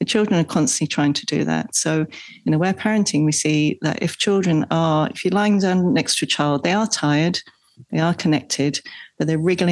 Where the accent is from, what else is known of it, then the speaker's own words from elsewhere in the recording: England, United Kingdom; moved away; I grew up in England.